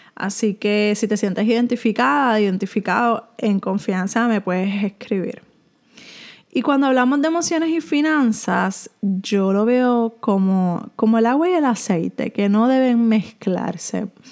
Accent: Puerto Rico; soy de Puerto Rico

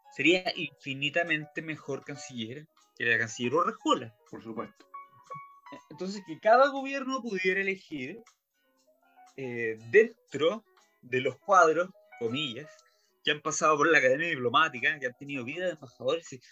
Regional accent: Chile

